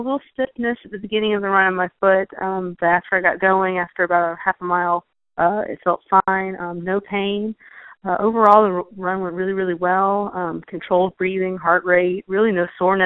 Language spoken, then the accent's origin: English; Augusta, Georgia, United States; Augusta, Georgia, which is my hometown.